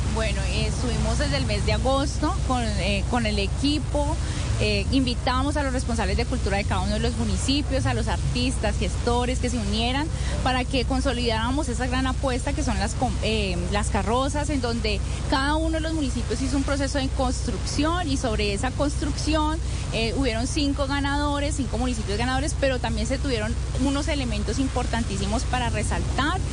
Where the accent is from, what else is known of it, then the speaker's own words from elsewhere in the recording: Valle del Cauca, Colombia; qué somos los vallecaucanos? Pues somos alegres, somos festivos, somos coloridos